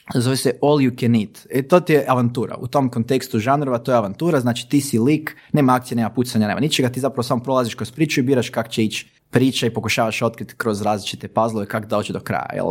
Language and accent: Croatian; Bjelovar, Bjelovar-Bilogora County, Croatia; mi smo iz Bjelovara